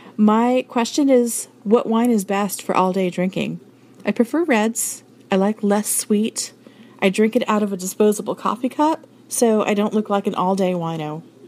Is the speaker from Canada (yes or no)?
no; San Diego, California, United States; I'm forty-three and I'm from San Diego